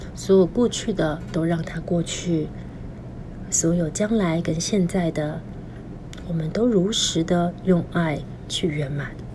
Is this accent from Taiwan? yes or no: yes; Taiwan; 我们在台湾出生